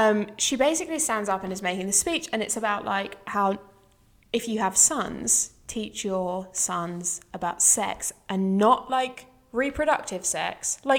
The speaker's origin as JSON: {"language": "English", "region": "England", "country": "United Kingdom"}